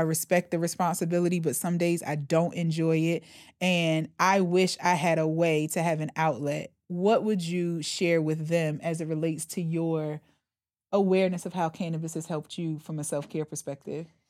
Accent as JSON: {"language": "English", "region": "the Bible Belt", "country": "United States", "said": "I come from the Bible Belt."}